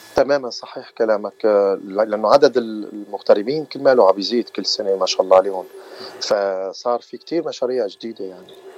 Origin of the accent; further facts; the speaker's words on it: Aleppo, Aleppo Governorate, Syria; moved away as an adult; now in Southern California, United States; وانا من مدينه حلب بسوريا